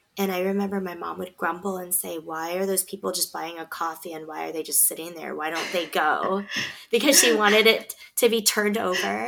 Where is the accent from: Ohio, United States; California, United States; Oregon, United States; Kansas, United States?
Oregon, United States; Beaverton; we grew up in Beaverton